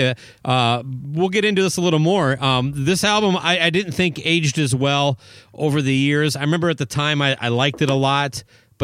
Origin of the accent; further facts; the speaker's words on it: Owatonna, Minnesota, United States; my hometown of Owatonna